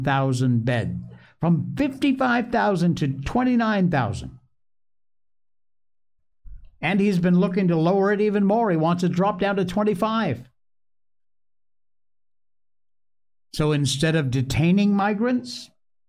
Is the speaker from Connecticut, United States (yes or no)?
yes; Cornwall, Connecticut, United States; the one I grew up in Cornwall, Connecticut. That was my hometown